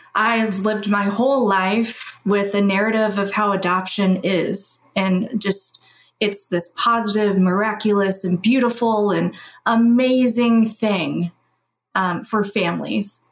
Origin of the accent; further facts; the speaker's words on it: Louisville, Kentucky, United States; I was raised in Louisville, Kentucky, which is where I currently reside.